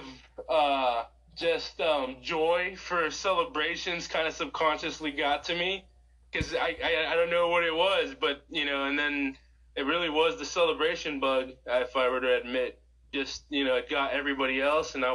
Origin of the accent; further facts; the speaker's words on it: Bradenton, Florida, United States; also born or lived in Tennessee / Texas; I was born and raised here in Bradenton, so I've lived in Tennessee and Texas for a little bit, but most of my life I've been here in Bradenton